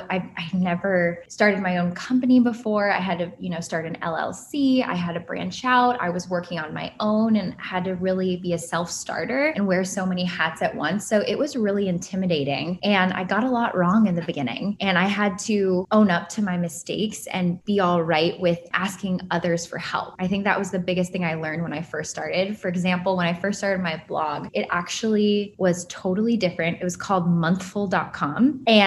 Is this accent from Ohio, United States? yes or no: yes; Cleveland, Ohio, United States; now in Brooklyn, United States; So I am originally from Cleveland, Ohio, but I moved around a bit growing up, went to BC, Boston College, studied marketing, and then somehow ended up in New York City when I never thought I would.